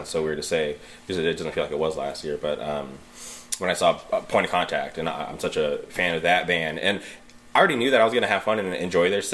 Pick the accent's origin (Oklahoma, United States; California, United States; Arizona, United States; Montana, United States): California, United States; I'm from California